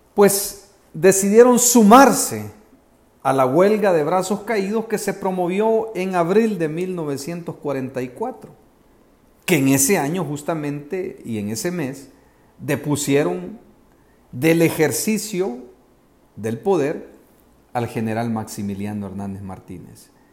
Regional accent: El Salvador; los salvadoreños

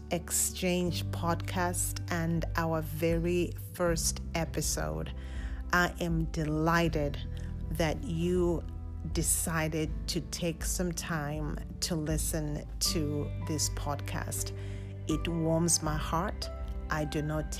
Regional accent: Lusaka, Lusaka Province, Zambia; I was born and raised in Lusaka, Zambia

